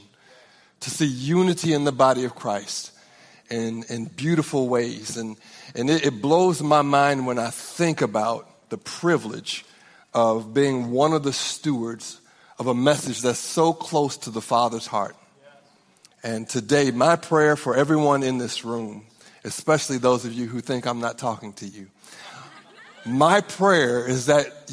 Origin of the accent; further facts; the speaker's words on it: Norman, Oklahoma, United States; We're from Norman, Oklahoma